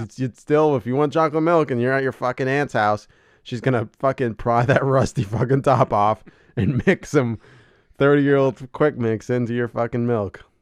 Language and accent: English; Allentown, Pennsylvania, United States; I'm not from Allentown. I'm from South Waddle Township, but it's Allentown